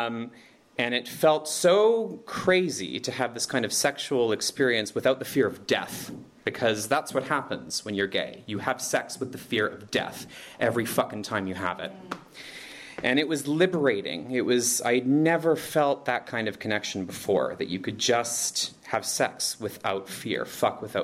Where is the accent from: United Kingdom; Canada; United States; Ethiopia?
Canada; moved away as an adult; now in Berlin, Germany; I'm from Canada